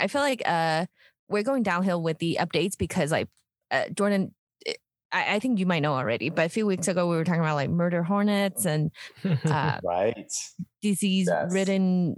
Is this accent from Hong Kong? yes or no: yes; Hong Kong; When I was growing up in Hong Kong, like I was in a school that I was learning chemistry, physics, and biology, all these things in English